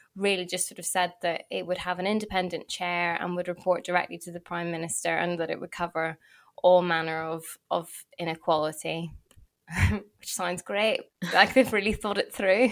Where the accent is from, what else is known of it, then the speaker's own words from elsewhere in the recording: Belfast, Northern Ireland, United Kingdom; because I'm from Belfast